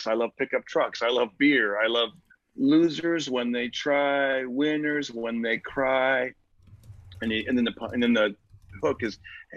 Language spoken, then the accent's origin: English; Fresno, California, United States; I grew up in I grew up in Fresno, California